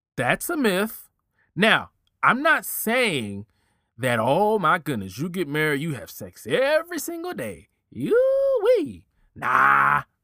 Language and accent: English; Richmond, Virginia, United States; moved away as an adult; also born or lived in Philadelphia, Pennsylvania / Oklahoma; I claim Richmond as my neutral spot, my, my home, because when I, I moved from Philly to Richmond when I was eight, and Richmond raised me